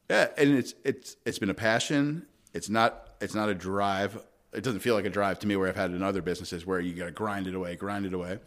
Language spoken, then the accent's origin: English; Long Island, New York, United States; moved away; I grew up on Long Island